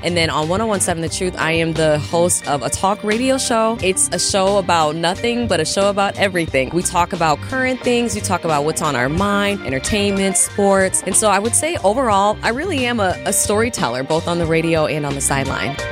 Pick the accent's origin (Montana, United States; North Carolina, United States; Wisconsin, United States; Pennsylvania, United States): Wisconsin, United States; Milwaukee; I grew up in Milwaukee, born and raised